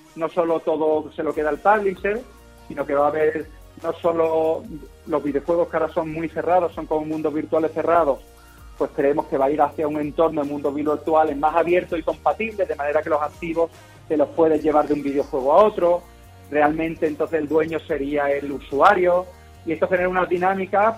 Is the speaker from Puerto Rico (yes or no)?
no; Málaga, Andalusia, Spain; moved away as an adult; now in Lisbon, Portugal; siendo malagueños y queriendo mucho a Málaga